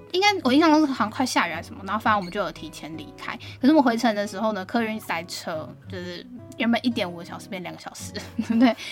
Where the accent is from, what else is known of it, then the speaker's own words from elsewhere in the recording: Taiwan; 我们台湾人